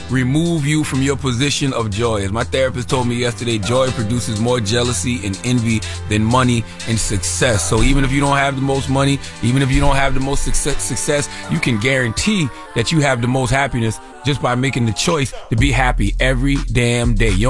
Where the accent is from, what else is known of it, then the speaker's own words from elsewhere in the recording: New York, United States; now in Prosperity, United States; I'm in South Carolina. I'm originally from New York.